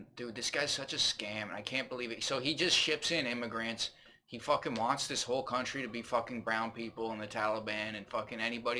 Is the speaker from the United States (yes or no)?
no; Canada; I'm about as Canadian as it gets. My mom's eighth generation fucking Canadian. My dad's native. I know this fucking country. I love Canada. I live here.